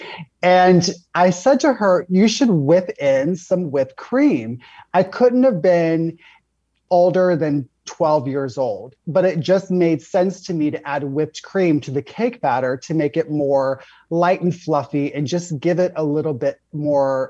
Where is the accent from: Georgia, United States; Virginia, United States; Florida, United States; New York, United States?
Florida, United States; I grew up in Florida.